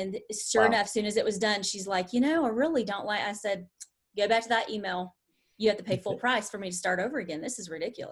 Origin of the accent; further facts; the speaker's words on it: the South, United States; accent: Southern; my Southern accent